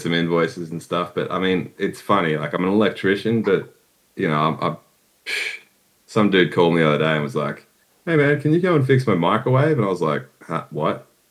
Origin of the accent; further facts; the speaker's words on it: Brisbane, Queensland, Australia; I'm from Australia, man, Brisbane. Queensland. Australia